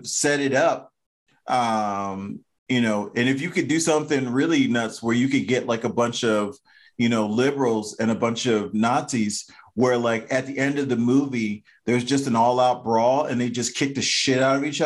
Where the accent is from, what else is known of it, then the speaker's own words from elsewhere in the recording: Maryland, United States; I'm from Maryland